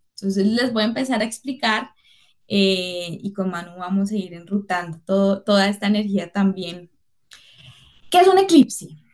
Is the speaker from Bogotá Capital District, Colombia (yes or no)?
no; Cali, Valle del Cauca, Colombia; soy caleña